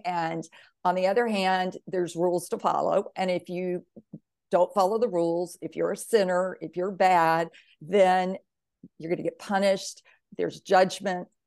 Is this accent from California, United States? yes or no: no; Mississippi, United States; I grew up in the South in Mississippi, the Bible Belt, very, very religious